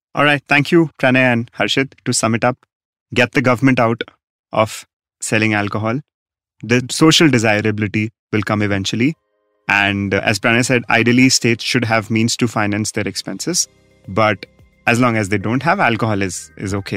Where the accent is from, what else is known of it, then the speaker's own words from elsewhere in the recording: Rajasthan, India; my home state, Rajasthan